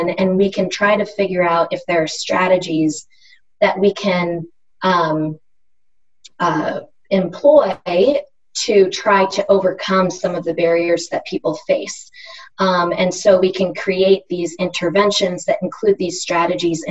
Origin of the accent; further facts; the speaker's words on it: Pennsylvania, United States; moved away as an adult; also born or lived in Durham, North Carolina; now in North Carolina, United States; I grew up in Pennsylvania